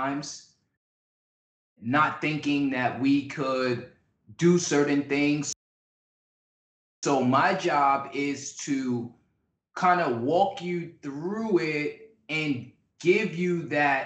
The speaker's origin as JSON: {"language": "English", "town": "New York City", "region": "New York", "country": "United States", "tie": "born or raised there", "said": "I grew up in the Bronx"}